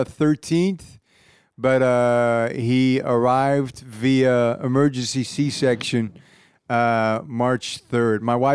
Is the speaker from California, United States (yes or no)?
yes; Irvine, California, United States; I grew up in Irvine.